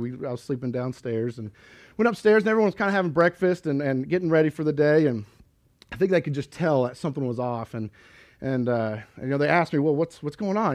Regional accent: Kansas, United States; moved away; grew up in Kansas and always, uh, I, I personally always grew up in the church

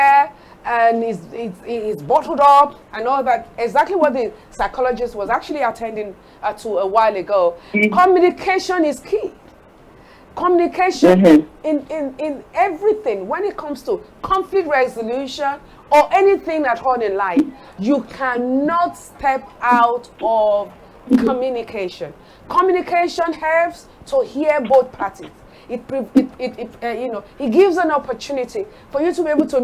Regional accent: Ekiti, Nigeria; also born or lived in Delta State; originally Yoruba, even from Ekiti Papa. Before I became a Delta

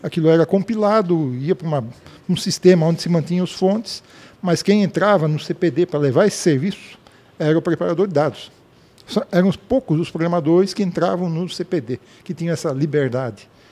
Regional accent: Blumenau, Santa Catarina, Brazil; sou nascido em Blumenau, em 1961

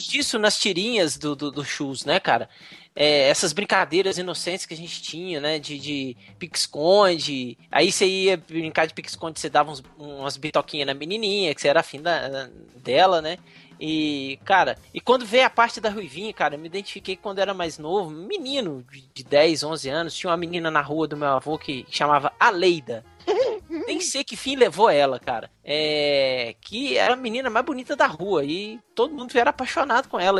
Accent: Juiz de Fora, Minas Gerais, Brazil; me lembra da minha infância em Juiz de Fora

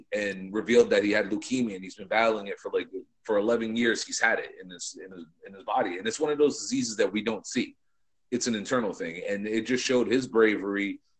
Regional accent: Providence, Rhode Island, United States; Providence is my hometown too, man. I grew up going to that place

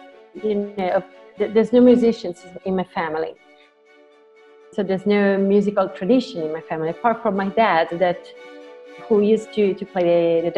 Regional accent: Lucca, Tuscany, Italy; moved away as an adult; also born or lived in Milan, Italy / Florence, Italy; now in Lugano, Switzerland; I was born in Lucca. Lucca is a little hometown in Tuscany, surrounded by ancient walls.

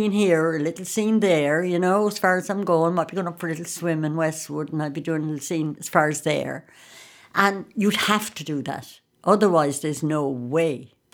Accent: County Sligo, Ireland; I'm from Sligo

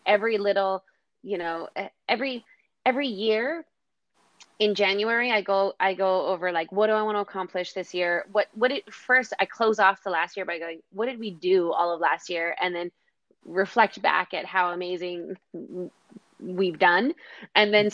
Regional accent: Kamloops, British Columbia, Canada; also born or lived in Surrey; now in Victoria, Canada; I was born in Surrey, raised in Kamloops, and then moved to the island, and I've been in Victoria ever since.

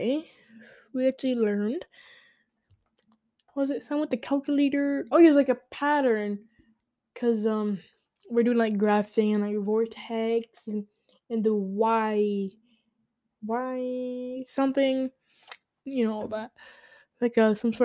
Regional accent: New York City, New York, United States; I'm a New Yorker. I was born in the Bronx.

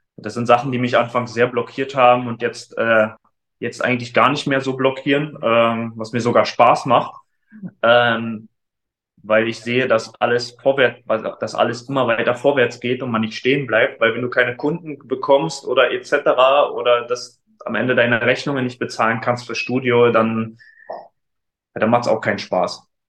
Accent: Frankfurt, Brandenburg, Germany; moved away as an adult; now in Leipzig, Germany

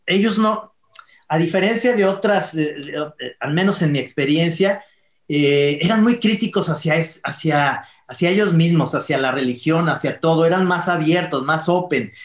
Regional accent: Mexico; todos los mexicanos somos entrenadores de la selección mexicana

